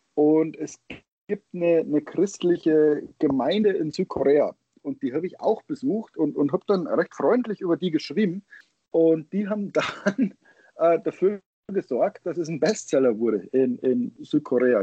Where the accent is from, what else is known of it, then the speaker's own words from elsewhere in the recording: Germany; moved away; also born or lived in Michigan, United States; als Deutscher